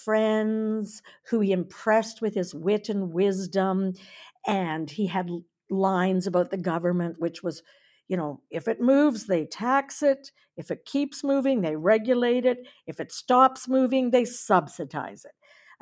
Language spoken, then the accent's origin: English; Napanee, Ontario, Canada; I grew up in Napanee, Ontario, and my whole family was in municipal politics